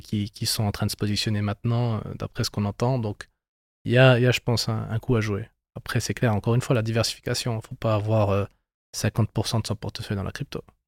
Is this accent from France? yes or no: no; Bern, Switzerland; on est natif euh, du canton de Berne.